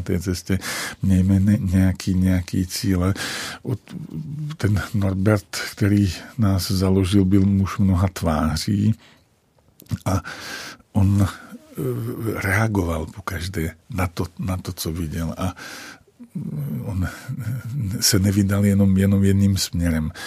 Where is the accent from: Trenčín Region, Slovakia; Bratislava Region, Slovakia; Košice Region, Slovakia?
Trenčín Region, Slovakia; Jasenica; accent: Slovak dialect; first language Slovak dialect; Czech is a second language; now in Prague, Czech Republic; jsem z Považia, vlastně z vesnice, která se jmenuje Jasenica